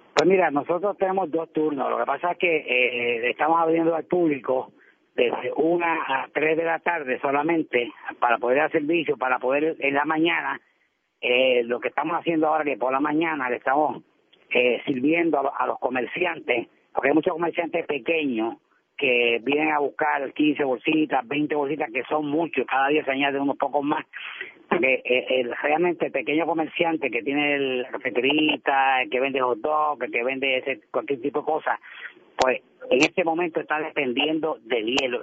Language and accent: Spanish; Puerto Rico; como puertorriqueños